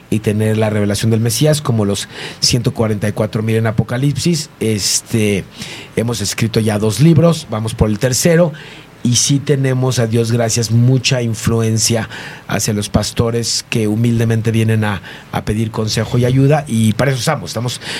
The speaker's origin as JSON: {"language": "Spanish", "country": "Mexico", "said": "de México"}